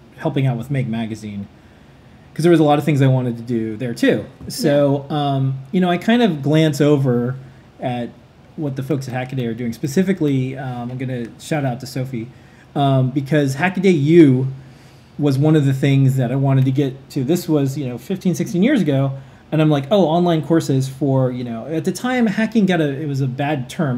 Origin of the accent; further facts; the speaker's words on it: New York City, New York, United States; we're New Yorkers